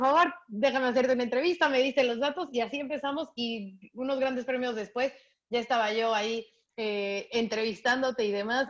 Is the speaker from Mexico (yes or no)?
yes; Mexico; soy periodista mexicana